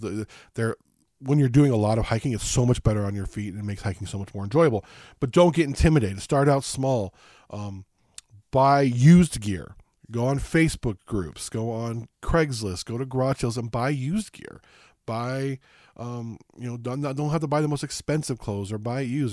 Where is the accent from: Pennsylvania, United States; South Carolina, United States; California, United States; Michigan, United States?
California, United States; Las Vegas, Southern; moved away; I grew up in Southern California, Las Vegas